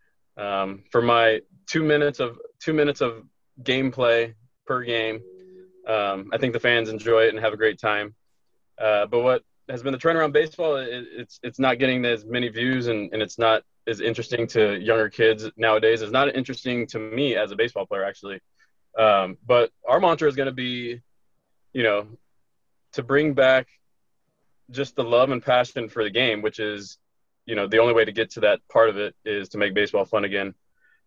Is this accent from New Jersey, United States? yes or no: no; Corona, California, United States; born and raised in Corona, California